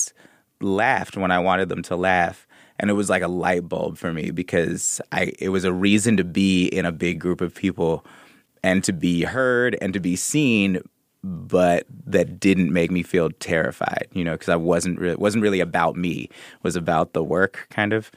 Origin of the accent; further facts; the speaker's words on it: Oakland, California, United States; I'm from the Bay Area. I used to go see puppet shows at Fairyland